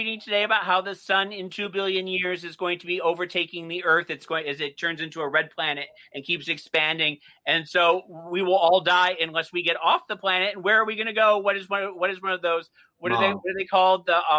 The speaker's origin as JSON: {"language": "English", "town": "Edinburgh", "region": "Scotland", "country": "United Kingdom", "said": "I come from Edinburgh."}